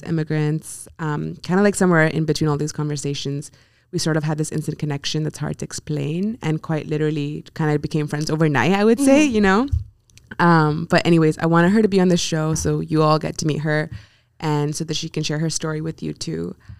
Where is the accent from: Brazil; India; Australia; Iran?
India; also born or lived in Singapore; now in United States; I'm originally from India, but I've grown up kind of everywhere in the world. But home for me would be India and Singapore, where I went to high school.